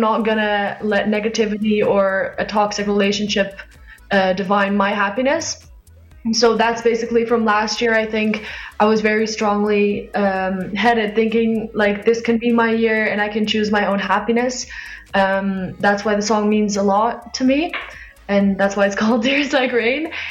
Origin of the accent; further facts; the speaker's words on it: Zandvoort, North Holland, Netherlands; in Zandvoort we have a lot of German tourists or uh, yeah people come in. So I've heard a lot of German growing up